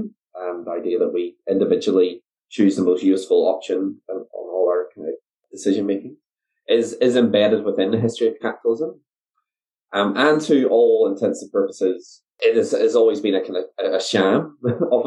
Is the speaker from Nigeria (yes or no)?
no; Northern Ireland, United Kingdom; moved away as an adult; also born or lived in New Zealand; now in Dunedin, New Zealand; So I am originally from Northern Ireland. I came out to New Zealand to do my PhD in 2012. I've been based here ever since